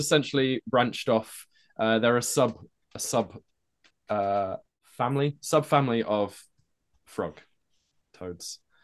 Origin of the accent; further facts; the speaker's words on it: Norwich, East of England, United Kingdom; that's where I kinda grew up